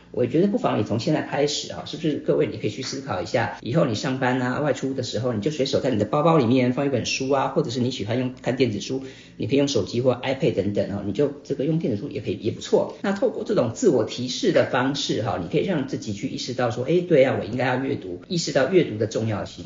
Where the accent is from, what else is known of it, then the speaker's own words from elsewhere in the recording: Taipei, Taiwan; also born or lived in Hsinchu; 我是新竹人， 那从， 很小就搬到台北